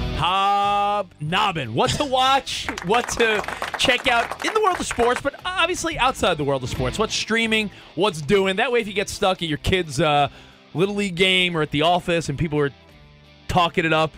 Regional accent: New York, United States; I grew up in New York

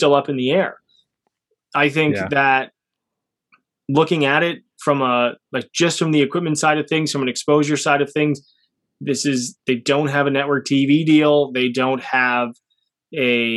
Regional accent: Canada; Being Canadian

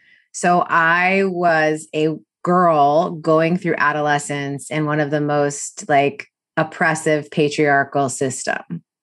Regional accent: New York City, New York, United States; I grew up in New York City, and so it was a private kind of Ivy prep for the English part, and then this like six other subjects for the religious part.

